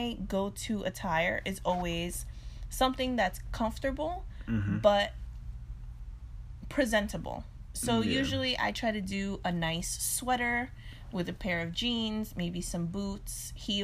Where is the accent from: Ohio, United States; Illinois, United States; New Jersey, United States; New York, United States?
New York, United States; we're from New York